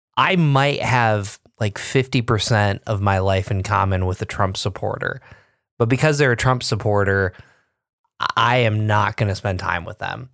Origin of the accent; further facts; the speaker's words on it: Binghamton, New York, United States; I grew up in Binghamton, you know, where I B M was